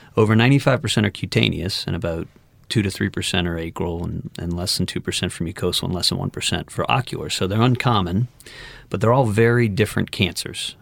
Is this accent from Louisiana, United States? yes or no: yes; Metairie, Louisiana, United States; also born or lived in Houston; I'm also a New Orleans native. I was born and raised in Metairie.